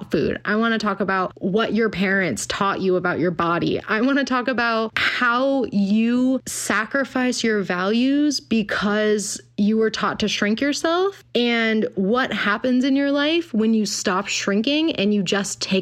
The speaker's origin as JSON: {"language": "English", "town": "Pasadena", "region": "California", "country": "United States", "tie": "born or raised there", "said": "I've been working at a functional medicine office in Pasadena, my hometown"}